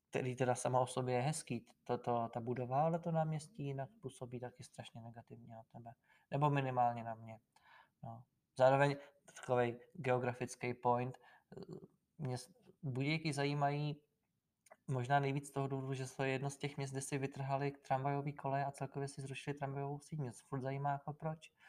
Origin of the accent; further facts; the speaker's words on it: Sokolov, Karlovy Vary Region, Czechia; born there; já jsem se narodil v Sokolově a Sokolov teda taky není úplně výkladní skříň